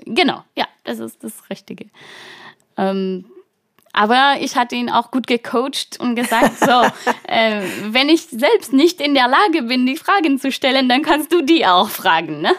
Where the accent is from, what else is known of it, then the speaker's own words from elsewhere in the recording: Brittany, France; German is a second language; moved away as an adult; now in Germany; Ich komme aus der Bretagne, ähm, und lebe in Deutschland seit, ähm, bald neun Jahren